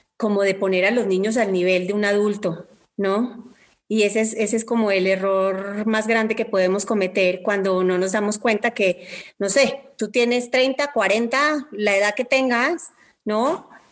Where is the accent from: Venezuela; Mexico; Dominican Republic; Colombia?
Colombia; como diríamos en Colombia